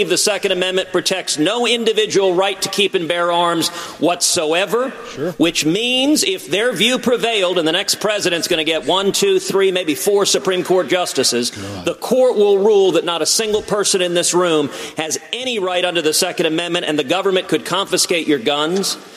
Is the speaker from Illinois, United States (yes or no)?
no; New York, United States; You know, I think most people know exactly what New York values are. I am from New York.